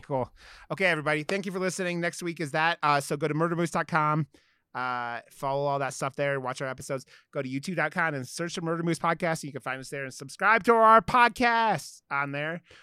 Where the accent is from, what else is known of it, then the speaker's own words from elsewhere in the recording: Ohio, United States; I grew up in Ohio, so I wasn't, like, the South